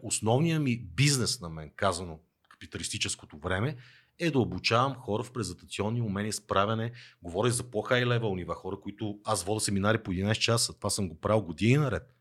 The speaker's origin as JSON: {"language": "Bulgarian", "town": "Teteven", "region": "Lovech Province", "country": "Bulgaria", "tie": "born or raised there", "moved": "yes", "said": "родния ми край Тетевен"}